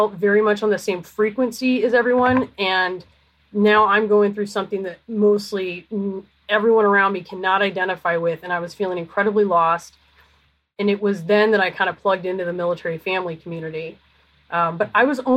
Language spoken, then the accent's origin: English; Canberra, Australian Capital Territory, Australia; now in United States; I was born in Canberra